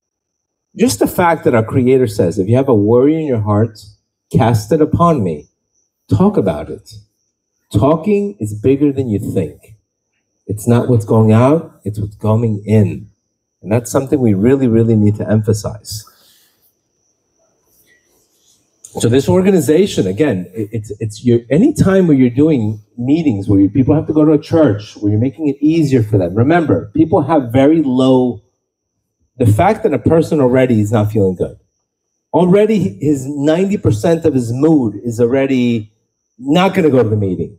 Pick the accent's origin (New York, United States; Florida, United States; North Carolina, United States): Florida, United States; Miami; I grew up in Miami